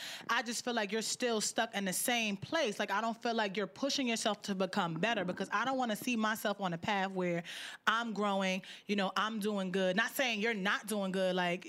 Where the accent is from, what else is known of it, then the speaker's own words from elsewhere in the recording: Newark, New Jersey, United States; I'm from Newark. I'm from the South Side.